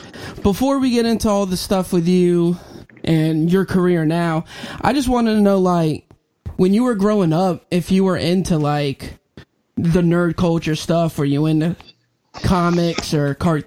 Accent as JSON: {"language": "English", "town": "Chesapeake", "region": "Virginia", "country": "United States", "tie": "born or raised there"}